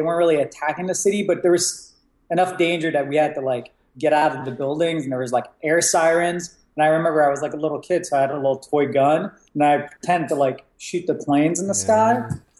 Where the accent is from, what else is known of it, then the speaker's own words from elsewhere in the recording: Virginia, United States; also born or lived in Iraq; the first year we moved to America. I grew up in Virginia, right outside of DC.